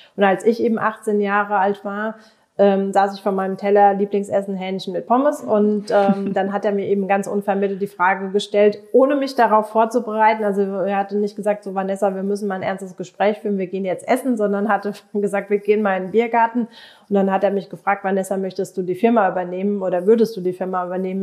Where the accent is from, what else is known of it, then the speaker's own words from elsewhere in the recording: Germany; Bei uns in Deutschland